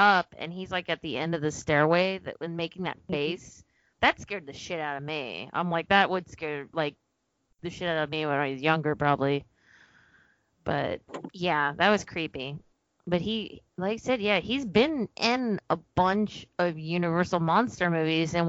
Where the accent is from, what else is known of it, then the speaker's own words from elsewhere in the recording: Texas, United States; I'm from Texas